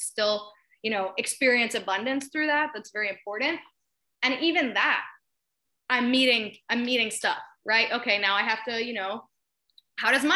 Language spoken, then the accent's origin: English; Miami, Florida, United States; I'm from Miami, Florida